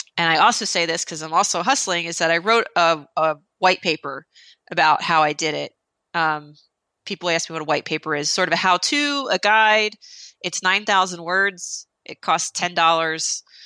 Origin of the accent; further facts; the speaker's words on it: New Jersey, United States; I'm Italian. I'm from New Jersey